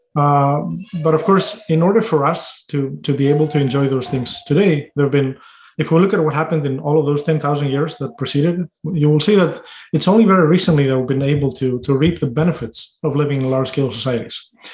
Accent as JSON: {"language": "English", "country": "Greece", "tie": "born or raised there", "moved": "yes", "lives_now": "United States"}